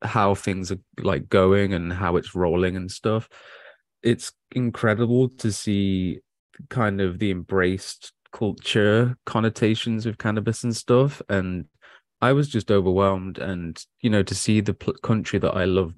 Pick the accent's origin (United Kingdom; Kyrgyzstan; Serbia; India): United Kingdom; moved away as an adult; now in Thailand; I'm just a British born stoner